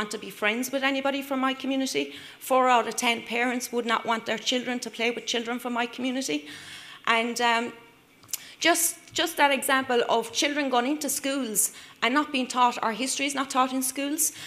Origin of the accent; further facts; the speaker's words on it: Ireland; I'm from Ireland, a human rights defender from Ireland